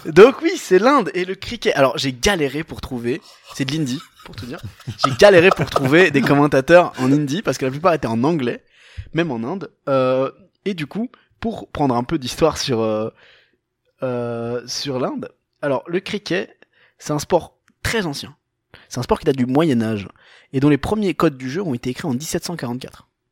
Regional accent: Portugal; Moi, en tant que portugais

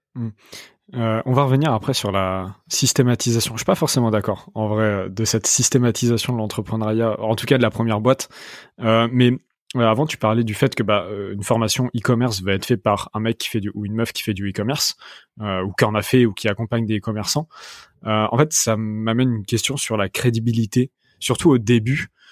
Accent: Rouen, Normandy, France; je viens de Rouen

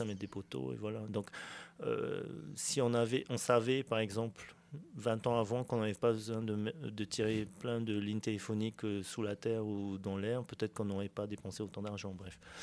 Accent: French Polynesia; j'ai grandi chinois en Polynésie

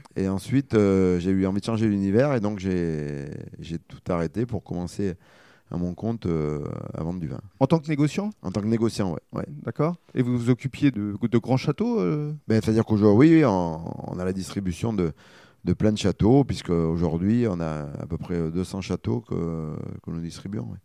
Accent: Libourne, Nouvelle-Aquitaine, France; je suis originaire de Libourne, euh, enfin de la région

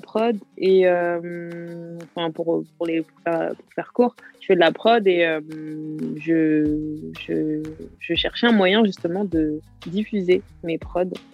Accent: Garges-lès-Gonesse, Île-de-France, France; je, suis de Garges, en 95, Garges des Gonesse. D'accord. J'ai grandi là-bas moi j'ai grandi là-bas

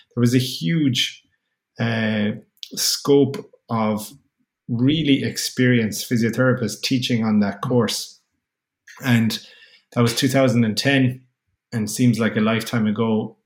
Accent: Kerry, Munster, Ireland; moved away as an adult; also born or lived in Limerick; I'm from Kerry, which is Southwest Ireland.

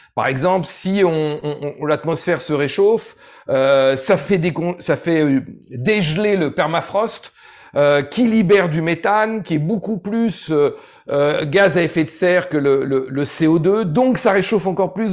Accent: Ardèche, Auvergne-Rhône-Alpes, France; j'ai grandi en Ardèche

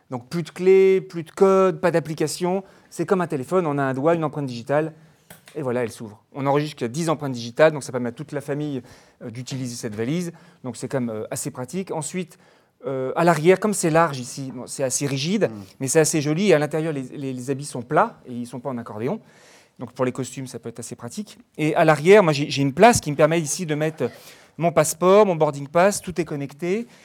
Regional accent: France; je suis français.

